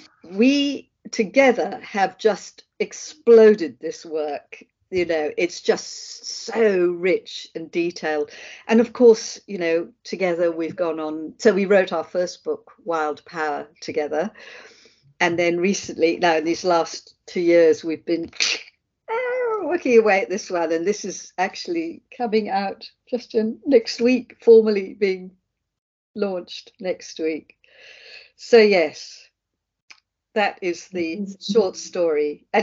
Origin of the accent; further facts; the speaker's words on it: England, United Kingdom; accent: Australian; moved away as an adult; now in Australia; I'm actually English, but then I moved to Australia when I was 30 and became Australian. I have an Australian passport and I have a bit of an Australian accent still.